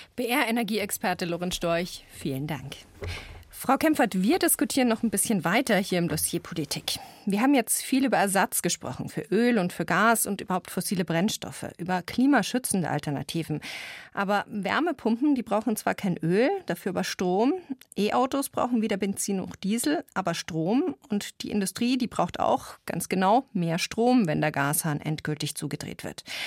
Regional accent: Bavaria, Germany; bei uns in Bayern

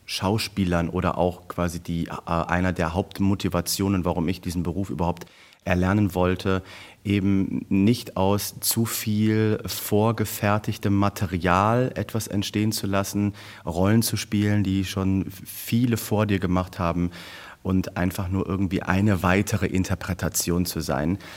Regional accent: Wuppertal, North Rhine-Westphalia, Germany; in meiner Heimatstadt, in meinem Heimatwohnort äh, Wuppertal an der Oper spielen zu dürfen

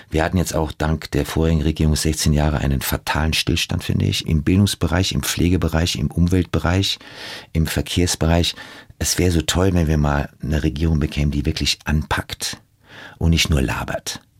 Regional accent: United States; also born or lived in Germany; Geprägt haben mich meine Kindheit in den USA, die schockierenden Bilder aus meinen eigenen Reportagen und die Zusammenarbeit mit großartigen Stars. Ich setze mich für die Zukunft ein und will andere wachrütteln, denn ich denke doch, dass wir Deutschen leider ein Volk sind von Angsthasen

